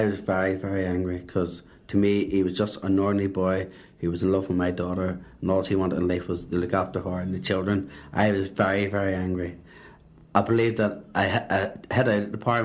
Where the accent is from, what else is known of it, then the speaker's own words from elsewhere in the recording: Belfast, Northern Ireland, United Kingdom; also born or lived in Antrim; I was brought up in Belfast, Shankill Road